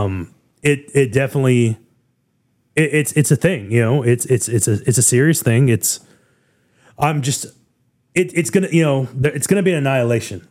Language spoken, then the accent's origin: English; United States; I say this as an American